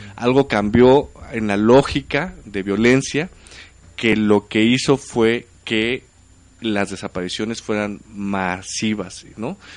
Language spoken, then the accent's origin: Spanish; Oaxaca, Mexico; moved away; mi pueblo allá en Oaxaca